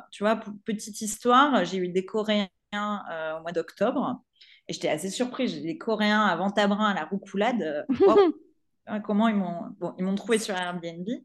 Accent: Provence-Alpes-Côte d'Azur, France; born there; je suis née en Provence, hein, je, suis, je suis amoureuse de ma région.

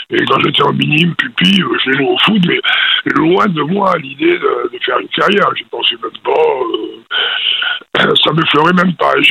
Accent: Bordeaux, Nouvelle-Aquitaine, France; moved away; also born or lived in Casablanca, Morocco / Lyon, France / Nantes, France; on est rentré à Lyon mon père a été muté à Lyon pendant deux ans, et après on a été à Bordeaux. Mhm. la maison familiale était à Borde

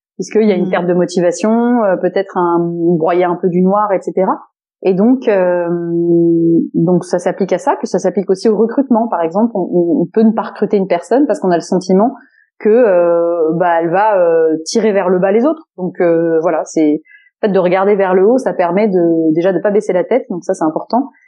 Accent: Landes, Nouvelle-Aquitaine, France; je viens de là, euh, dans les Landes, puisque dans ma famille, euh, euh, famille très, enfin, très large, d'ailleurs, euh, cousins, et cetera, euh, on vient tous, euh, des Landes du côté de mon papa

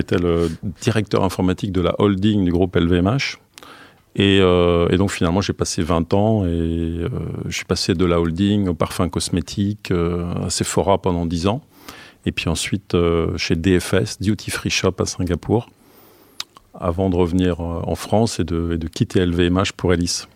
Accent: Ostend, Flanders, Belgium; Oui, je suis né en Belgique, d'origine belge. Je suis né sur la, mer du Nord, à Ostende.

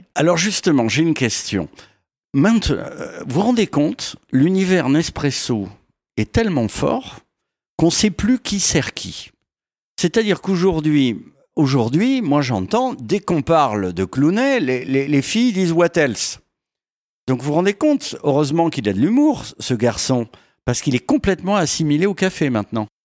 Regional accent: Paris, Île-de-France, France; je suis un Parisien

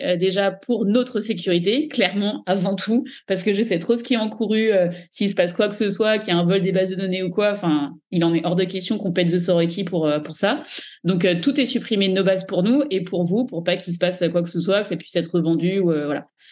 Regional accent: Paris region, Île-de-France, France; moved away as an adult; now in Dubai, United Arab Emirates; j'ai vécu en région parisienne euh, entre le 91, puis le 77, puis Paris

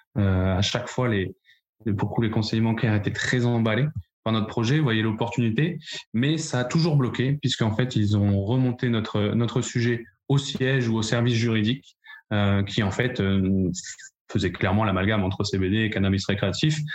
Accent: Paris, Île-de-France, France; moved away as an adult; now in Bordeaux, France; je suis parisien d'origine, de plus de 22 ans sur Paris

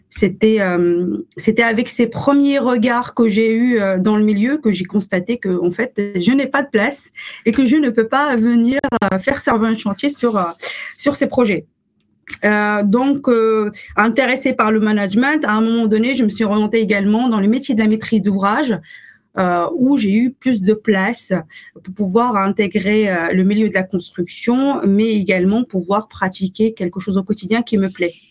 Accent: Morocco; now in France; j'ai grandi au Maroc, pas en France. Euh, donc une partie de mon expérience s'est construite au Maroc avant que je m'installe à, je m'installe en France.

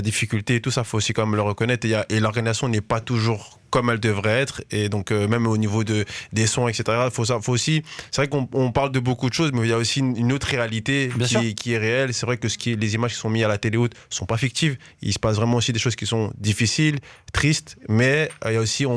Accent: France; je suis né en France, d'origine angolaise

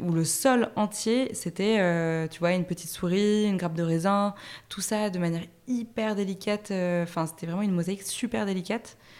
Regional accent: Paris, Île-de-France, France; le, loft où j'ai grandi à Paris

